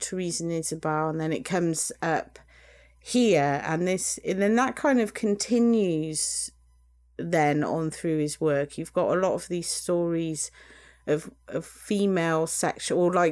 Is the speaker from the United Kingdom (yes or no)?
yes; United Kingdom; us British